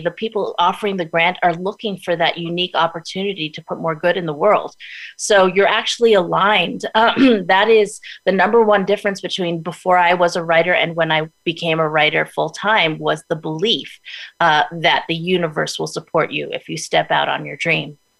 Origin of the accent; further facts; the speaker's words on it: New York City, New York, United States; now in Los Angeles, United States; I was born in Brooklyn, New York, Brooklyn Heights